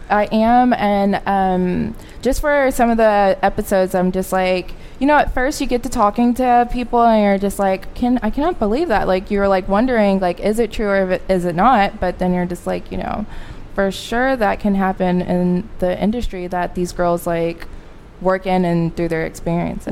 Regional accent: Arkansas, United States; moved away as an adult; now in Dallas, United States; I am from Arkansas

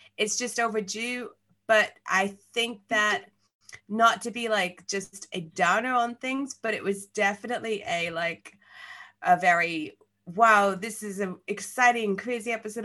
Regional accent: Belfast, Northern Ireland, United Kingdom; accent: Belfast; now in London, United Kingdom; I'm from Belfast, but I live in London

